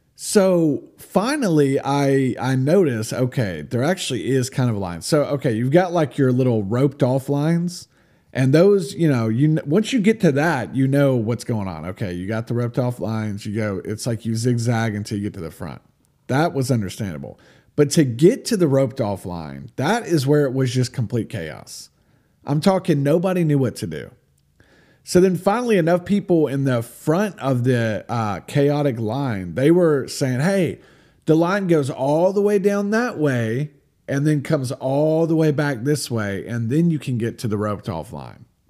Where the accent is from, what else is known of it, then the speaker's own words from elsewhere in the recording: United States; I'm American.